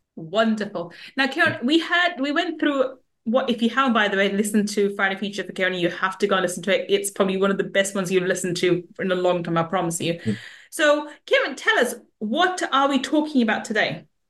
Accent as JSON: {"language": "English", "region": "London", "country": "United Kingdom", "tie": "born or raised there", "said": "I grew up in the West End, uh, not West End, in the East London, and the in the mm. ghetto part of East London"}